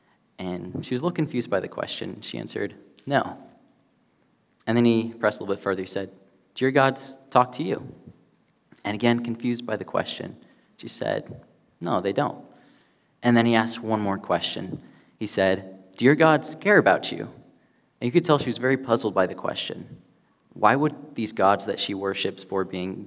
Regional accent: Spain; now in California, United States; Growing up in Spain

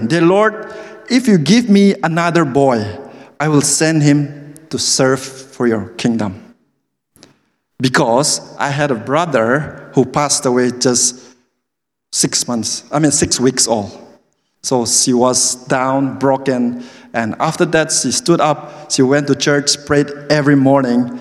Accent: Manipur, India; English is a second language; moved away as an adult; also born or lived in New Delhi, India; I grew up from a small state in the northeastern part of India called Manipur

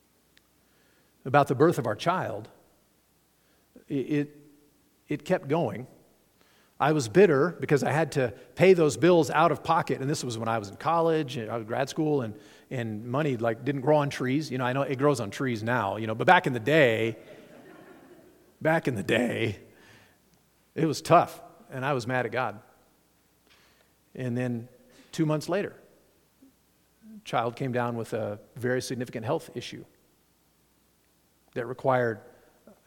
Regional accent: Nevada, United States; moved away; also born or lived in Chicago; I'm from Nevada

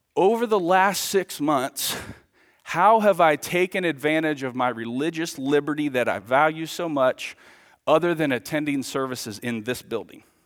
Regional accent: United States; now in Villa Rica, United States; I grew up here. My dad was the pastor here for twenty-five years, so man, this is This is my hometown.

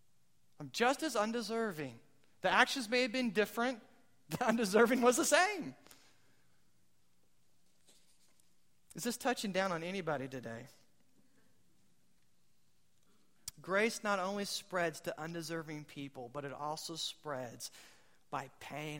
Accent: United States; I'm American

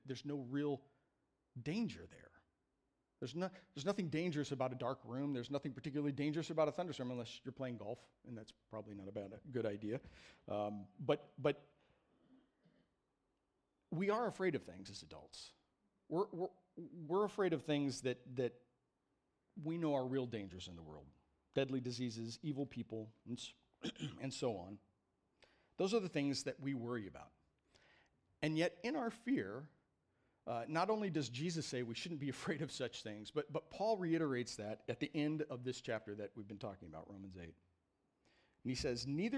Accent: Midwest, United States; I grew up in the Midwest in the 70s

